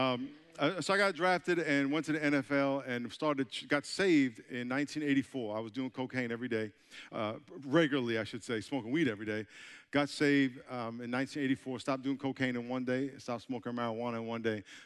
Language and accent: English; New York, United States; moved away as an adult; now in San Diego, United States; I'm from New York, so this is like my second time in South Carolina, and I'm getting accustomed to your accent, because I know I have an accent, right? I'm from New York. I live in San Diego now